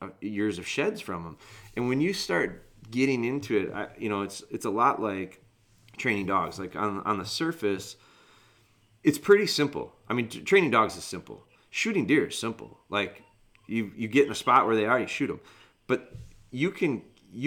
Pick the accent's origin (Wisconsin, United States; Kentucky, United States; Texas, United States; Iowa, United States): Wisconsin, United States; I'm from Wisconsin